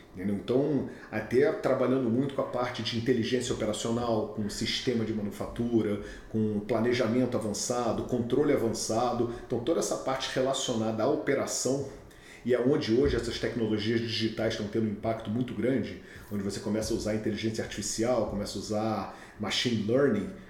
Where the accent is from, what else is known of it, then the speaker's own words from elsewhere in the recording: Rio de Janeiro, Brazil; accent: carioca; moved away as an adult; now in Houston, United States; eu sou nascido e criado no Rio de Janeiro, acho que já deu para ver com, com o sotaque